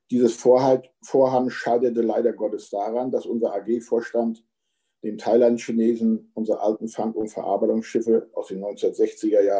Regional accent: East Germany, Germany; Für uns als Ostdeutsche war zu diesen Bedingungen bei keiner Bank eine Finanzierung zu bekommen.

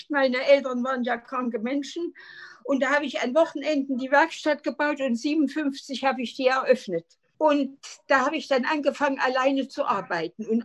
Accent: Jena, Thuringia, Germany; Ich bin in Jena geboren 1932 und bin dann äh, nach einer wunderschönen Kindheit an der Ringwiese in unserem äh, Zeissgebiet ein glückliches Kind gewesen.

